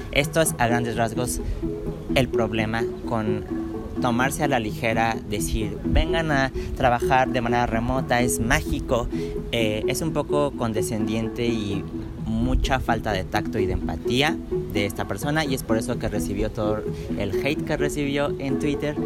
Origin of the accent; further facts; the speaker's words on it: Mexico; mi propio país porque soy mexicano